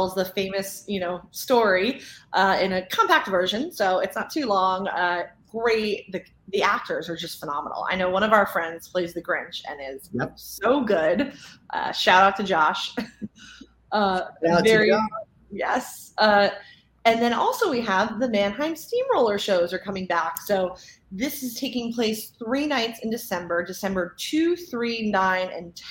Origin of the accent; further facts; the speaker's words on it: Northeast, United States; moved away; we're from Northeast.